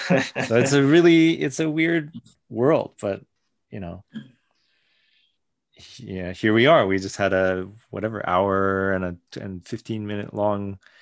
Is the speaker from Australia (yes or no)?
no; Japan; also born or lived in Canada; I was born in Canada, but as soon as they could, like the whole family moved to Japan for like a couple years, I think.